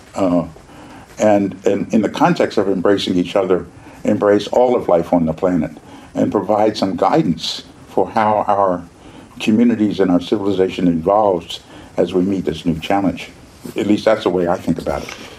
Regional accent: Philadelphia, Pennsylvania, United States; I grew up in Philadelphia.

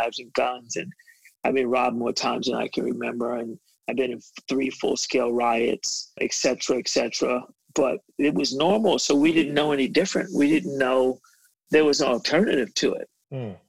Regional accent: New York City, New York, United States; I grew up in Bed-Stuy, do or die, as we used to call it.

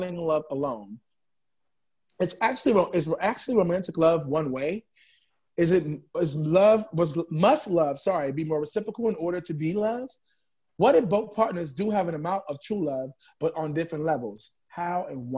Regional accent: New York City, New York, United States; And I'm from Harlem, New York. I'm in the Bronx right now recording

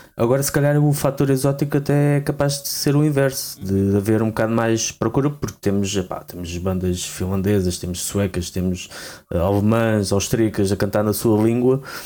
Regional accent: Portugal; nós como portugueses

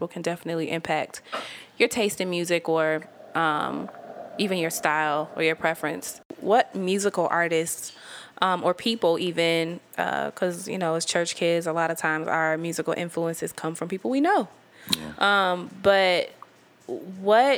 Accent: Bloomington, United States; moved away as an adult; also born or lived in Atlanta; I grew up in Bloomington, which is like a predominantly white town, like a little small country

